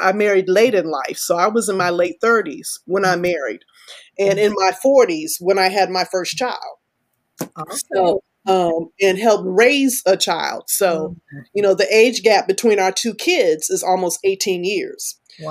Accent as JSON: {"language": "English", "region": "Texas", "country": "United States", "also_born_or_lived": "Florida / Alabama", "said": "Southern men do that. I'm from Texas. I grew up in Florida. I grew up in Alabama a little bit."}